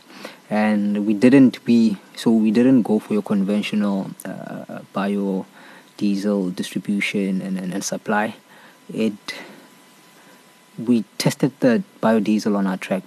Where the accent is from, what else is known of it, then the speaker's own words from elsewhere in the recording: Soweto, Gauteng, South Africa; I was born and raised in Soweto